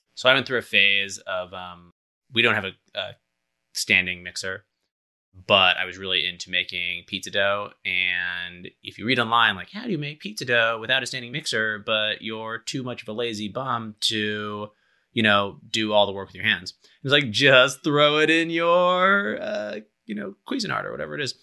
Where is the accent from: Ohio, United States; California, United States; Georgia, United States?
California, United States; Berkeley; growing up in Berkeley